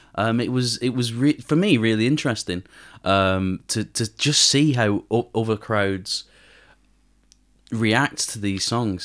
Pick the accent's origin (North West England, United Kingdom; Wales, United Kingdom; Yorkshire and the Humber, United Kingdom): North West England, United Kingdom; Manchester; I'm from Manchester and I, I don't speak a word of Korean.